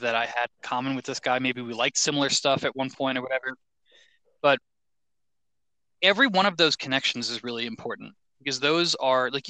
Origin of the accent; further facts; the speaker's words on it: New York, United States; moved away; originally New York